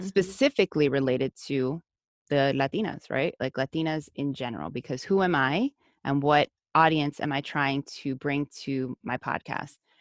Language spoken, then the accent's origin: English; United States; first language Spanish; English is a second language; I was raised in the U S, but my first language was Spanish